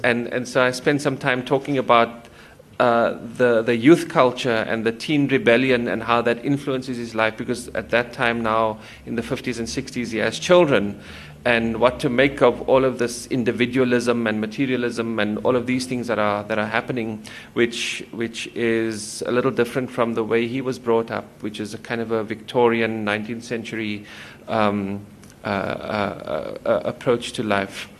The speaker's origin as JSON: {"language": "English", "town": "Cape Town", "region": "Western Cape", "country": "South Africa", "tie": "born or raised there", "also_born_or_lived": "United States", "lives_now": "Stellenbosch, South Africa", "said": "I was born in Cape Town um in the city actually"}